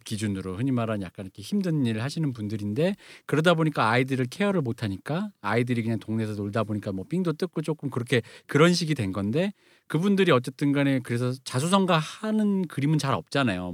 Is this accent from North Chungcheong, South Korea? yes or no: no; Seoul, South Korea; 제가 대학로에 살아서 아는데 제가 대학로에서 중학생 때까지는